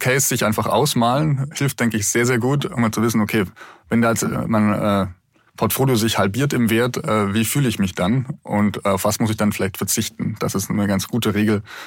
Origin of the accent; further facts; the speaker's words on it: Munich, Bavaria, Germany; für mich als Münchner